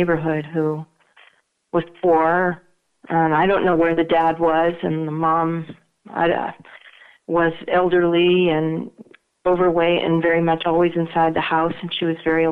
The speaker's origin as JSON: {"language": "English", "region": "New England", "country": "United States", "said": "I'm from New England"}